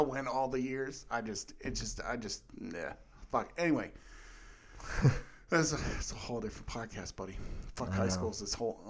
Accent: Uniontown, Pennsylvania, United States; also born or lived in Irwin; So I usually say Pittsburgh to shorten things, but I grew up mostly in Uniontown and Irwin and, well, like 40 other places too because we moved around a lot.

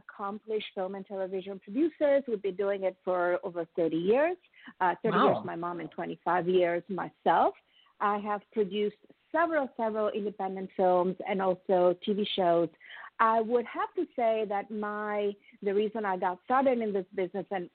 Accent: Italy; now in United States; I am a proud immigrant, as I have told you. I'm from Italy

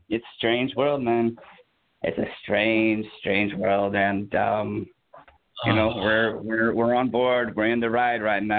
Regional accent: Puyallup, Washington, United States; born there; Puyallup, Washington.

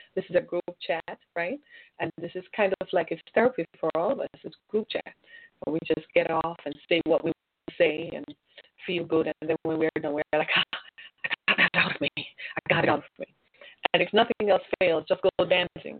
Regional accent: United States; We're American

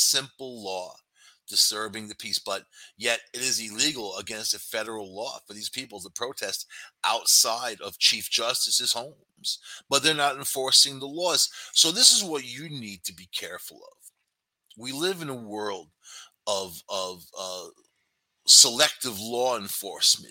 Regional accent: Long Island, New York, United States; I was raised on Long Island

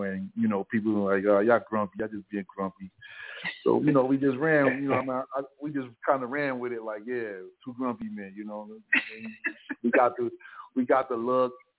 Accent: New York City, New York, United States; accent: New York; moved away as an adult; also born or lived in Jamaica (parents) / the South (US); now in Southern United States; I grew up a lot. In my young years, I spent a lot of time in Staten Island. I grew up in Staten Island, and then I came back to Brooklyn.

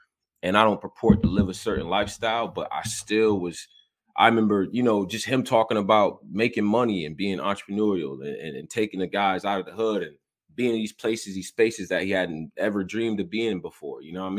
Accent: Rochester, New York, United States; I'm from Rochester, New York

